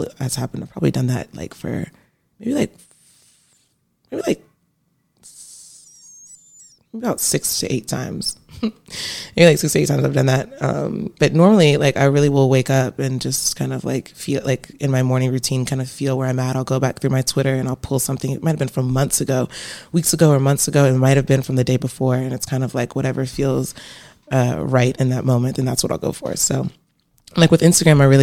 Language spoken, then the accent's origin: English; Virginia Beach, Virginia, United States; moved away as an adult; now in Atlanta, United States; I'm from Virginia, right? I'm from Virginia Beach